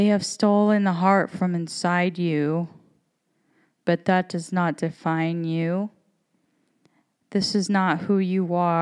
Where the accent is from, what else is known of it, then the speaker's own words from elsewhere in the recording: United States; I am an American woman